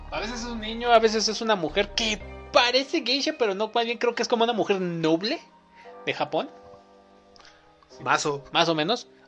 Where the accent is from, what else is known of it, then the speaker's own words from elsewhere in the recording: Mexico; Somos mexicanos. Pero somos güeros. Relativamente güeros. Somos mexicanos.